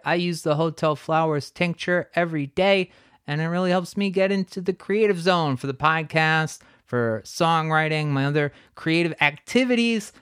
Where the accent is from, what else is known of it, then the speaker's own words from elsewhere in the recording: Crystal Lake, Illinois, United States; I'm actually from Crystal Lake